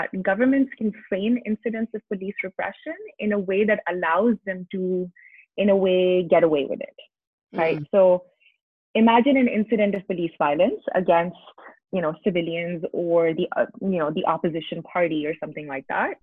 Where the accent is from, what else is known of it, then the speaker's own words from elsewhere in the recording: Islamabad, Islamabad Capital Territory, Pakistan; I grew up in Islamabad, Pakistan